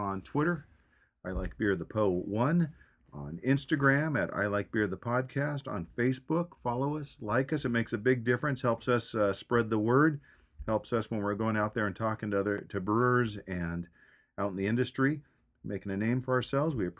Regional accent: San Diego, California, United States; you're from San Diego

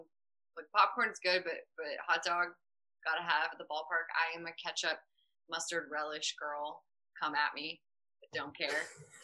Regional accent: St. Louis, Missouri, United States; I'm from St. Louis, born and raised

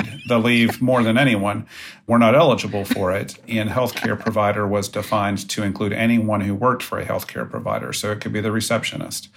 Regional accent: West Virginia, United States; I grew up in West Virginia, attended West Virginia University

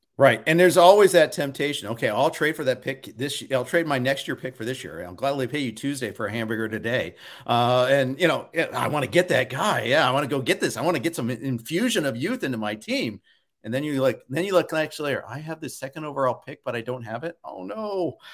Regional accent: Big Ten country, Midwest, United States; I grew up in Big Ten country, I'm a Big Ten guy myself

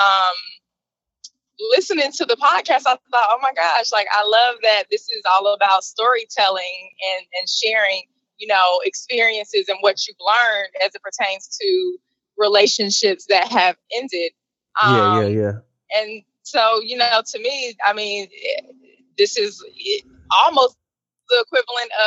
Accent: Atlanta, Georgia, United States; moved away as an adult; now in Baltimore, United States; My hometown is Atlanta, Georgia

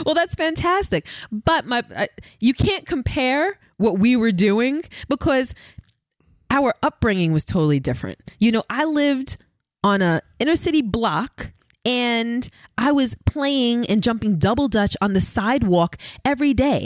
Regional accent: New York City, New York, United States; also born or lived in Queens; I grew up in Brooklyn and then Queens.

